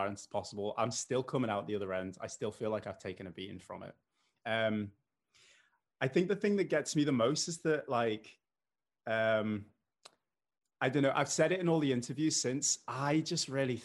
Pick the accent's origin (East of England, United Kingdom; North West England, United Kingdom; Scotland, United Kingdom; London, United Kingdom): North West England, United Kingdom; Liverpool; accent: mild; And despite the accent, I know it's mild. I'm from Liverpool